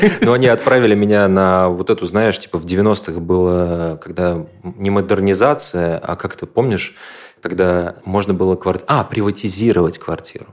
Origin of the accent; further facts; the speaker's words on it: Moscow, Russia; я москвич